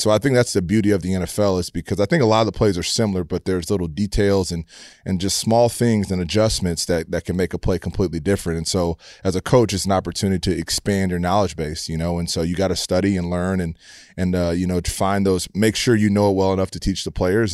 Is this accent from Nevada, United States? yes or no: no; Humble, Texas, United States; I grew up in Humble, Texas